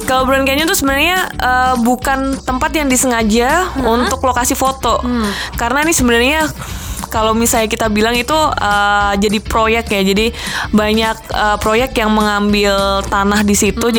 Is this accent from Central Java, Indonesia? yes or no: yes; Semarang, Central Java, Indonesia; cukup bangga juga sebagai anak Semarang